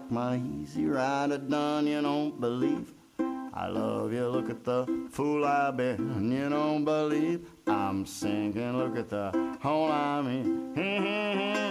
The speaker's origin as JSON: {"language": "English", "region": "Ohio", "country": "United States", "tie": "born or raised there", "moved": "yes", "said": "We grew up together in Ohio."}